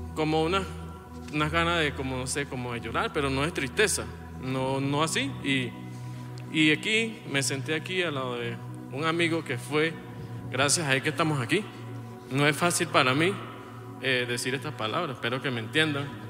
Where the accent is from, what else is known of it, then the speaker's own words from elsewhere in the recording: Venezuela; moved away as an adult; also born or lived in Colombia; venimos de Venezuela, yo salí de Venezuela en el 2020